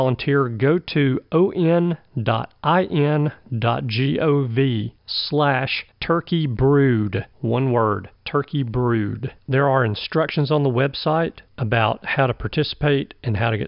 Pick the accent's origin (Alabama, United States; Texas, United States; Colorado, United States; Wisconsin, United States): Alabama, United States; this is my home state